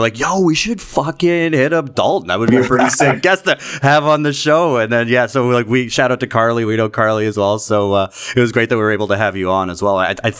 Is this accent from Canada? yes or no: yes; Toronto, Ontario, Canada; moved away as an adult; now in London; I'm from Toronto, born and raised, like born in the beaches, so I'm like one of the few, like George as well, like born and raised in Toronto, but I just moved out to London now